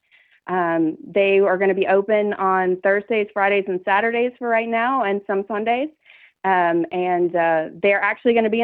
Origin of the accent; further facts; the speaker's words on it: Boone, North Carolina, United States; also born or lived in Chapel Hill, North Carolina; born and raised in Boone, North Carolina